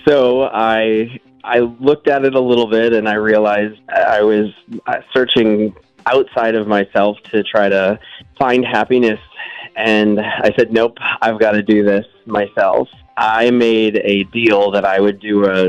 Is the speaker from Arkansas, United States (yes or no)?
no; Braintree, Massachusetts, United States; now in Florida, United States; now I live in Florida, but I grew up in Braintree.